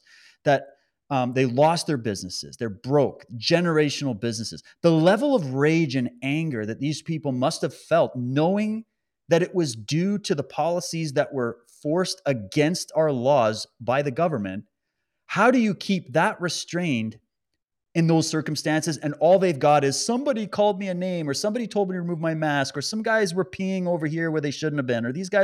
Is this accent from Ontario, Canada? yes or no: no; Alberta, Canada; I was born in Alberta